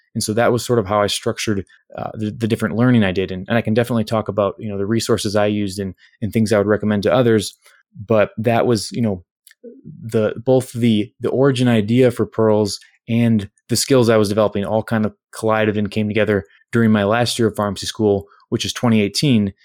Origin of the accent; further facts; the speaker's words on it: Winona, Minnesota, United States; my hometown of Winona